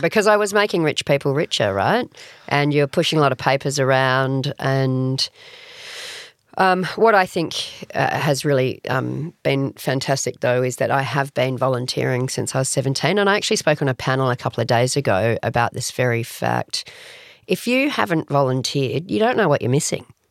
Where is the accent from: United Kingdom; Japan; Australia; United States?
Australia; Adelaide, South Australia; now in Sydney, Australia; so I grew up in Adelaide